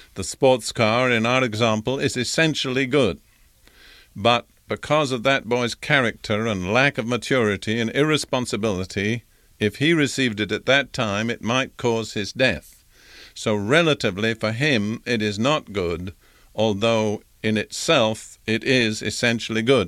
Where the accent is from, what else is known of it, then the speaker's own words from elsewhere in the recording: United Kingdom; as a young boy growing up in Britain, in the Anglican Church